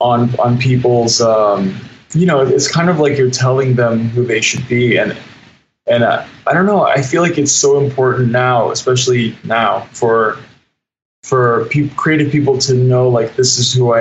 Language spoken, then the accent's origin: English; D.C., Virginia, United States; I'm from Virginia, right outside of Washington, D.C., and I grew up just loving music